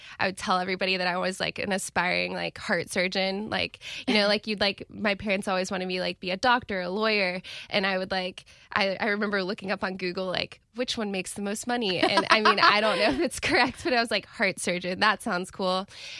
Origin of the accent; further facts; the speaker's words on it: Jacksonville, Florida, United States; I'm from Jacksonville.